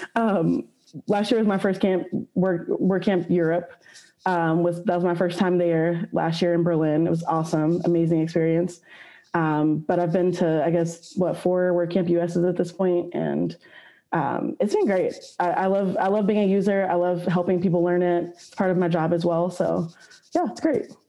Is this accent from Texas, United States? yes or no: yes; Austin, Texas, United States; I was born and raised in Austin, Texas, where I currently live